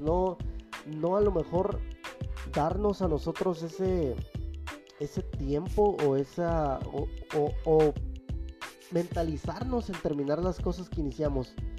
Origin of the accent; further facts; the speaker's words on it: Mexico; hablo como mexicanos